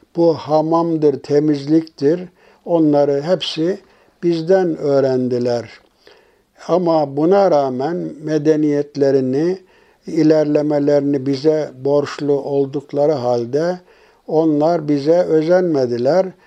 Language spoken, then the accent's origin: Turkish; Turkey